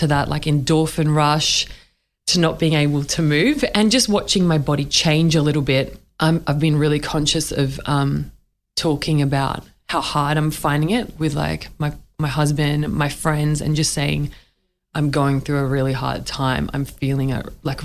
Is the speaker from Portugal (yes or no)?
no; Australia; I'm Middle Eastern origin background. Like I was born in Australia, but like I look different to lots of people where I grew up